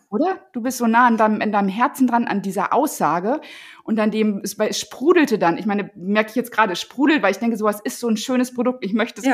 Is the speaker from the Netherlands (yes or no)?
no; Paderborn, North Rhine-Westphalia, Germany; ich bin in Paderborn in der Nähe von Paderborn groß geworden